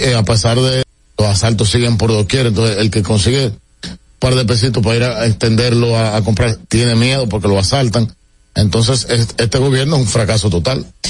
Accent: Dominican Republic; desde que yo he crecido en mi país

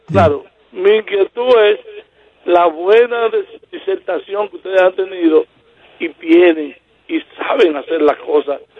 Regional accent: Puerto Plata, Dominican Republic; yo soy Plateño, estoy en Puerto Plata.

